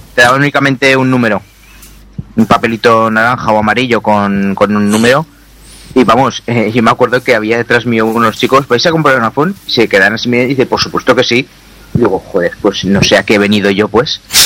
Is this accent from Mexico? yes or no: no; Zaragoza, Aragon, Spain; los que somos de Zaragoza